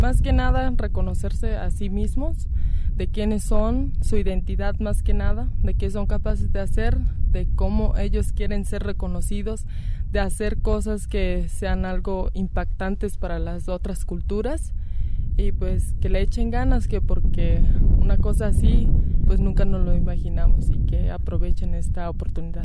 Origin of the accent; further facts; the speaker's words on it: Ocota de la Sierra, Jalisco, Mexico; soy de Ocota de la Sierra, del municipio de Mezquitic, Jalisco.